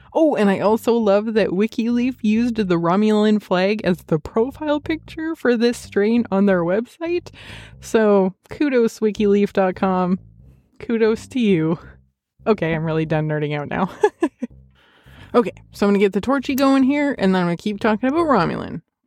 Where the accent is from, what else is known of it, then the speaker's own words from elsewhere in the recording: Canada; I'm Canadian